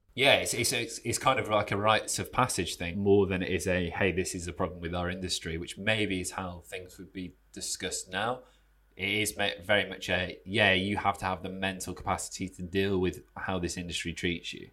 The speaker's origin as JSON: {"language": "English", "country": "United Kingdom", "said": "I'm from the Midlands."}